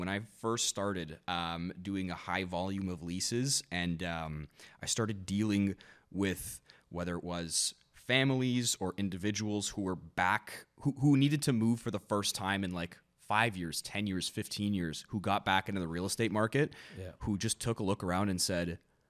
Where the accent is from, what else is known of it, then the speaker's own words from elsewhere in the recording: Canada; growing up in Canada, and you know, being in such a multicultural, diverse country